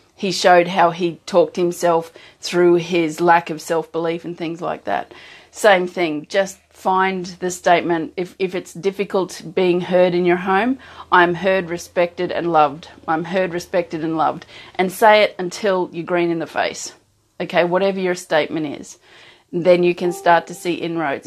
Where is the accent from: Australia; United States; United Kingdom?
Australia; an Australian who doesn't have that kind of culture in and around